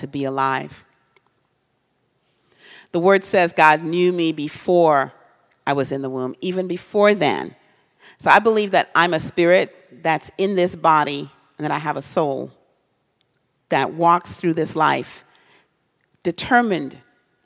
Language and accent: English; Trinidad & Tobago; now in United States; I'm from a different country. I'm from Trinidad.